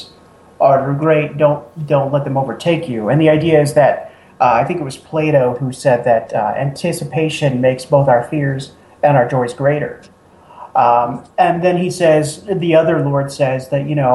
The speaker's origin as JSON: {"language": "English", "region": "Oregon", "country": "United States", "tie": "born or raised there", "said": "I grew up in Oregon as well."}